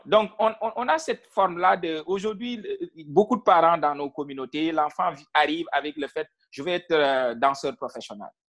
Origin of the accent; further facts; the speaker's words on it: Senegal; moved away as an adult; now in Ontario, Canada; moi, je suis originaire du Sine